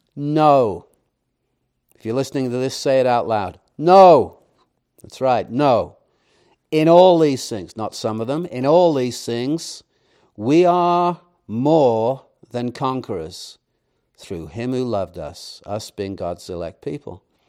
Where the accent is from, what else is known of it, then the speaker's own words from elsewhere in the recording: England, United Kingdom; moved away; I, I grew up in England